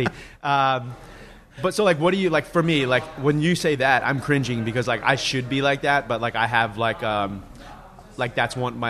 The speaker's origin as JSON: {"language": "English", "area": "Long Island", "region": "New York", "country": "United States", "tie": "born or raised there", "said": "growing up on Long Island"}